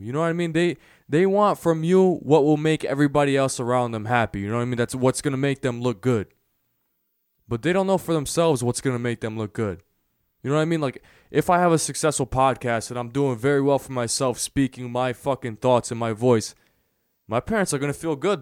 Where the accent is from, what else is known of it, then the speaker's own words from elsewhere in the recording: United States; i was born in america